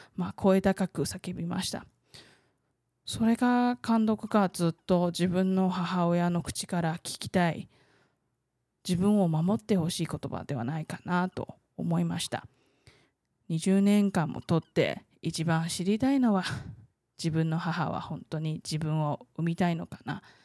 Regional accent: Taiwan; 台湾生まれ台湾育ち

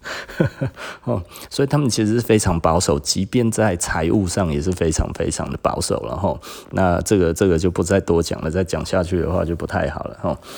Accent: Taiwan; 我们其实台湾人，哈，特别地崇尚美国的那一种 E M B A 的想法

